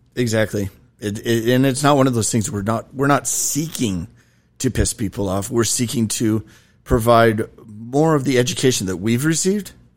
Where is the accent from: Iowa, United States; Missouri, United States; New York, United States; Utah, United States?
Utah, United States; also born or lived in Arizona; part of my childhood, I grew up in Utah